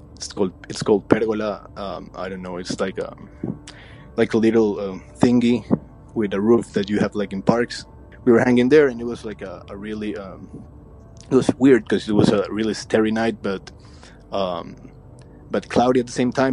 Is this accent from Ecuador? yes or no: yes; Ecuador; I'm from Ecuador in South America.